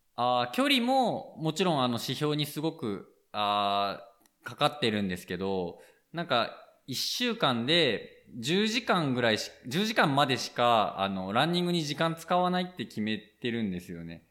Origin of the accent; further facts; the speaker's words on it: Aichi, Japan; moved away as an adult; also born or lived in Mie / Tokyo; now in Nishiawakura, Japan; 僕愛知県の出身です